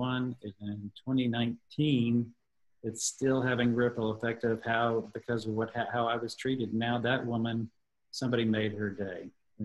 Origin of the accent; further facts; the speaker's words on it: Texas, United States; one of the last few times that the show had just come here to my home state of Texas before everything was canceled. And so when it came here to Austin